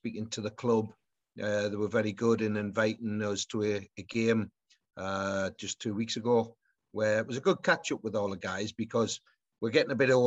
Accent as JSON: {"language": "English", "town": "Newcastle upon Tyne", "region": "North East England", "country": "United Kingdom", "tie": "born or raised there", "said": "my hometown club"}